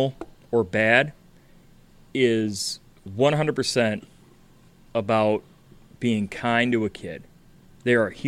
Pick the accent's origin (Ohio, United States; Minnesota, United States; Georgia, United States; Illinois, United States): Illinois, United States; Chicago; I'm from Chicago